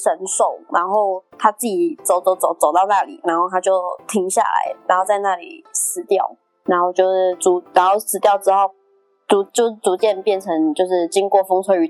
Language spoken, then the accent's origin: Chinese; Yilan County, Taiwan; 对，那那是我的家乡。